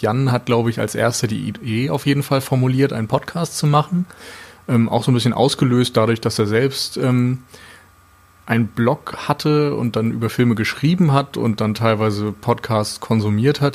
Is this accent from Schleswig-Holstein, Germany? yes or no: yes; Flensburg, Schleswig-Holstein, Germany; also born or lived in Mainz; now in Hamburg, Germany; Ich komme ursprünglich aus Flensburg